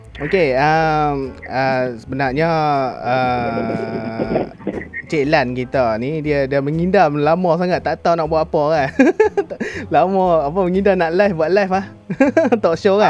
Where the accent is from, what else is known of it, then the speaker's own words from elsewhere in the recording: Kedah, Malaysia; now in Changlun, Malaysia; balik kampung saya di Sek Kedah